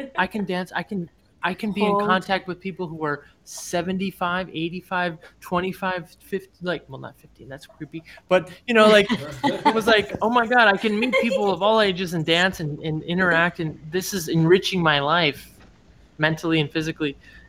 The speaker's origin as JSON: {"language": "English", "town": "Cleveland", "region": "Ohio", "country": "United States", "moved": "yes", "lives_now": "New York City, United States", "said": "I'm from Cleveland"}